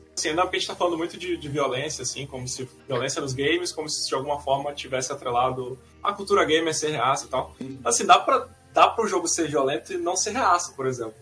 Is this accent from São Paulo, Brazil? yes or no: no; Amazonas, Brazil; a gente é do Amazonas